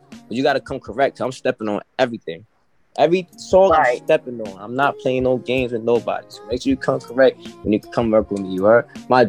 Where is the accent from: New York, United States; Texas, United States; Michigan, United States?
New York, United States; Brooklyn; also born or lived in Bronx / Queens / White Plains; I'm from Brooklyn, from Crown Heights, Brooklyn. Eastern Parkway, between Albany and Troy. That's where I'm originally from. But I lived around a lot of places in New York.